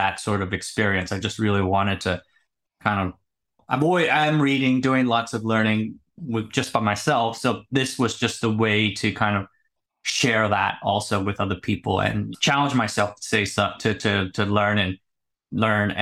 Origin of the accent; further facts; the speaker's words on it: United States; moved away as an adult; also born or lived in Silicon Valley; now in Taipei, Taiwan; I was born in the States, United States, and I grew up there